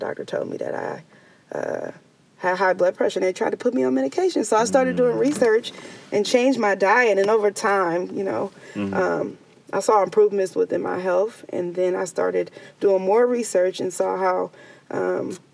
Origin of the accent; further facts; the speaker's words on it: San Francisco, California, United States; growing up in the Bayview Hunters Point